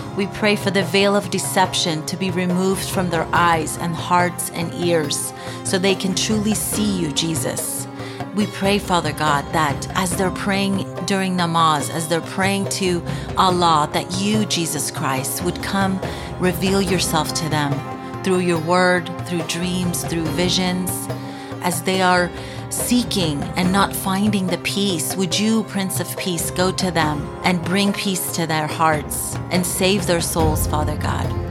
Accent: Iran; I am from Iran

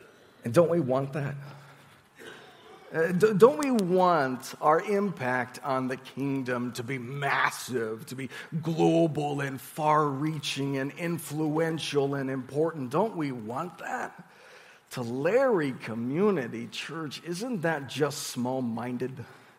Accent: Sendai, Miyagi, Japan; also born or lived in Tokyo; now in Visalia, United States; But I grew up in Japan. I primarily lived in Sendai, and that's a pretty small city for Japan standards

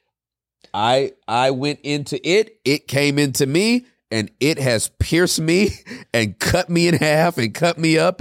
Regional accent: California, United States; I'm from Cali, born and raised.

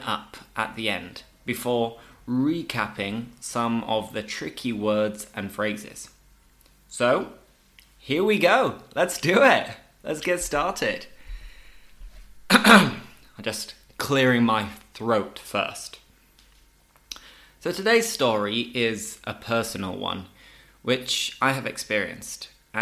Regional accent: Leeds, Yorkshire and the Humber, United Kingdom; moved away as an adult; now in Seville, Spain; I am English, I'm from Leeds in the north of England

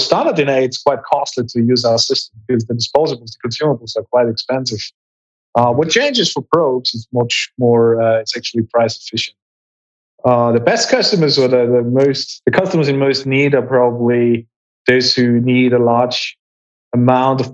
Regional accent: Graz, Styria, Austria; I was studying molecular biology in my hometown in Graz, in Austria

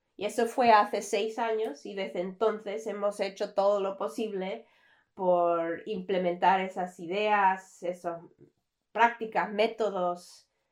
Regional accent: Canada; soy canadiense. Mm, nací en Canadá, me crié aquí, toda la vida he vivido aquí

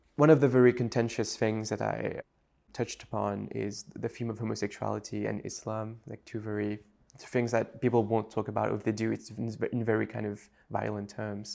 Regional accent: Mauritius; first language French; English is a second language; moved away as an adult; also born or lived in United States

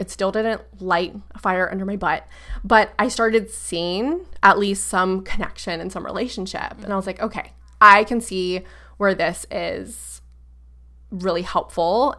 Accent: Brevard County, Central Florida, United States; I like to say Central Florida, like Orlando, 'cause no one really knows, like, Brevard County

